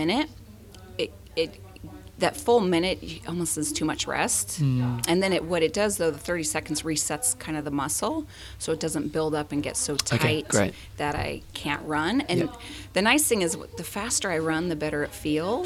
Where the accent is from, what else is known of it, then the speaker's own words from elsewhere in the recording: Southern California, United States; also born or lived in Washington DC; now in San Diego, United States; I was from Southern California originally